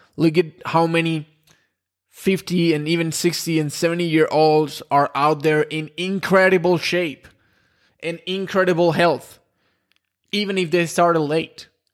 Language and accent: English; Spain; I'm from Spain